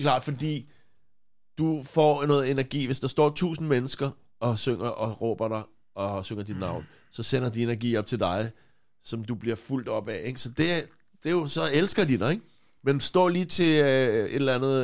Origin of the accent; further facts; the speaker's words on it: Copenhagen, Capital Region of Denmark, Denmark; jeg voksede op på Christianshavn